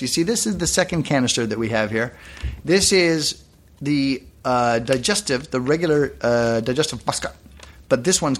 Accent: Canada; Canada, I'm Canadian, relatively new nation, 27 years old

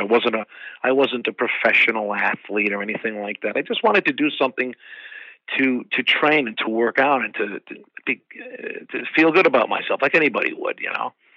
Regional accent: Troy, New York, United States; moved away as an adult; also born or lived in Watervliet, New York / Boston, Massachusetts; I was uh, born and raised in Troy, New York

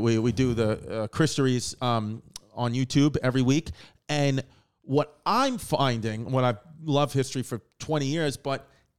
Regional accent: New York City, New York, United States; I'm, you know, from New York too, Queens, Brooklyn area. So I think that, with being New Yorkers too

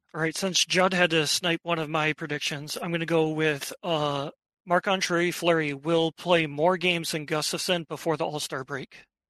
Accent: Minnesota, United States; born and raised in Minnesota, so pretty much since I've been born

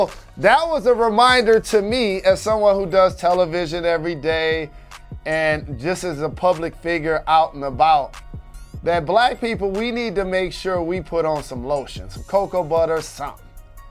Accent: Midwest, United States; now in Georgia, United States; As the Midwesterner here, as I do this show right now in the South, in Georgia

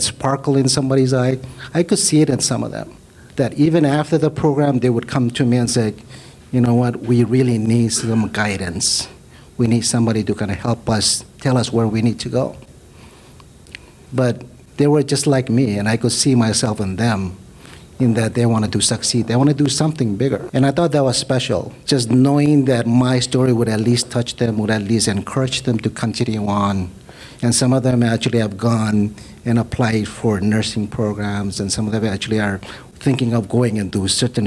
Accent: Marshall Islands; also born or lived in Hawaii; now in Oahu, United States; Micronesia, Marshall Islands.

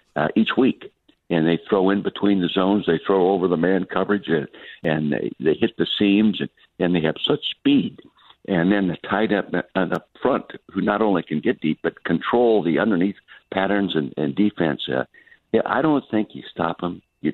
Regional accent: Calistoga, California, United States; it's the first time in my 84 years of life I haven't been in my hometown in Calistoga, the Napa Valley. No, I'm still in the East. I live permanently in the East

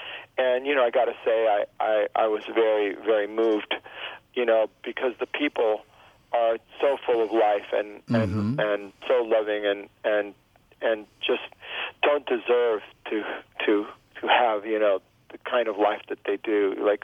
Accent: Miami, Florida, United States; first language Spanish; English is a second language; moved away; also born or lived in Gainesville, Florida / Hawthorne, Florida; So I grew up in the Cuban exile community. We lived in the projects called Liberty City.

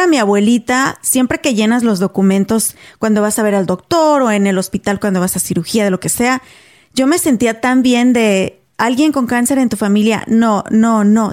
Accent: Mexico; moved away as an adult; now in United States; nosotras somos mexicanas

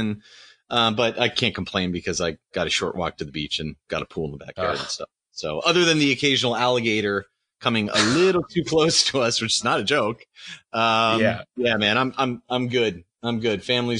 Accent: Pittsburgh, Pennsylvania, United States; I grew up in Pittsburgh.

